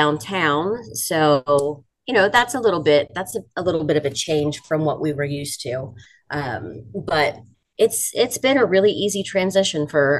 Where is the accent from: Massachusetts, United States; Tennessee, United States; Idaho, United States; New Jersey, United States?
New Jersey, United States; moved away as an adult; now in Montgomery, United States; So I was born and raised in South Jersey, as we called it. So not the typical, North Jersey congested, New York style living. The southern end is pretty rural